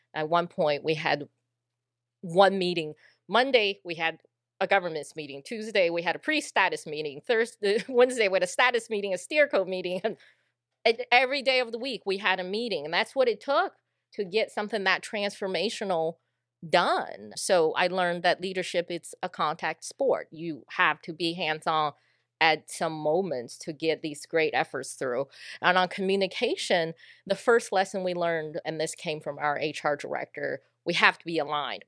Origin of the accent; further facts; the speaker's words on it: Sugar Land, Texas, United States; accent: a little bit of Texas accent; I moved here when I was 10 into a little town called Sugarland, Texas and uh, I never left